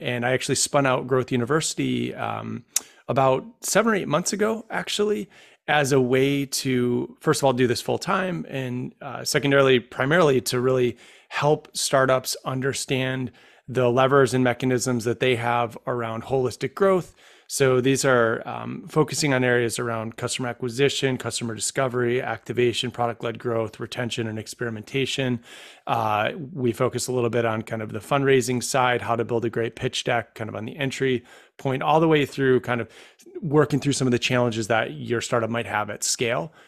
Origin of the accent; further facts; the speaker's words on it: Rome, New York, United States; moved away as an adult; also born or lived in Syracuse, New York; now in Washington, DC, United States; my hometown of Rome, New York